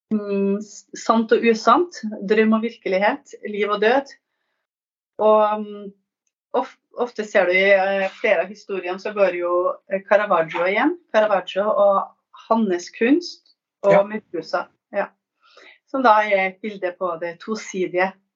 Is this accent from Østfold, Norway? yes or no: no; Trøndelag, Norway; also born or lived in Northern Italy; now in Italy; jeg er norsk, trøndersk biolog eh, og forfatter. Jeg er bosatt i Nord-Italia.